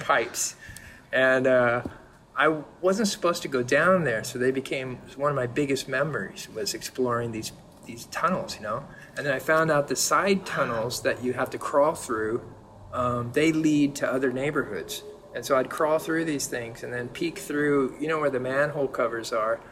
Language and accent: English; San Diego, California, United States; also born or lived in Berkeley; now in Jersey City, United States; I was born in San Diego